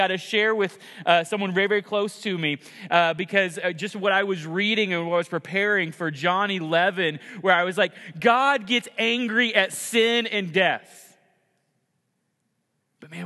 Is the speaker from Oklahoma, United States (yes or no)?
yes; Oklahoma, United States; moved away; I grew up in Oklahoma